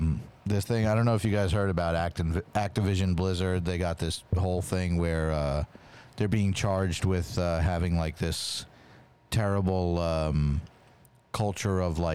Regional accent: Wisconsin, United States; I'm from Wisconsin.

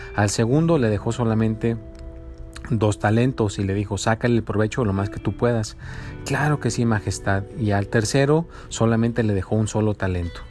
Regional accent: Mexico; now in United States; yo soy mexicano

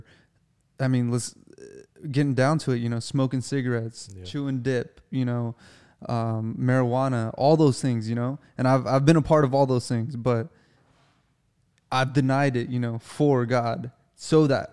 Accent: United States; You know, I'm an American, you know, like I work, I'm a grunt, you know?

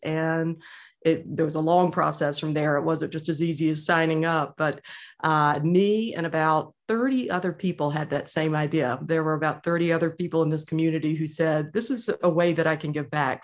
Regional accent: Georgia, United States; I was born and raised in Georgia

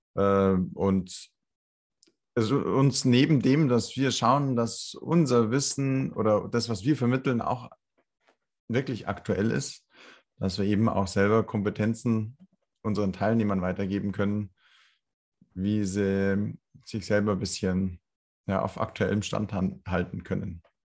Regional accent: Landshut, Bavaria, Germany; in meiner Heimatstadt, in Landshut

